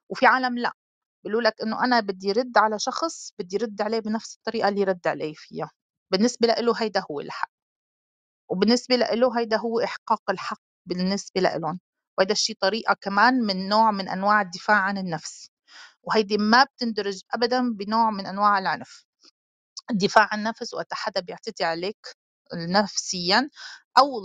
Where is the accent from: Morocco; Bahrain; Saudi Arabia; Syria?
Syria; انا سوري بس لاني انا دارسه بهدول القصص خصوصي بالاطفال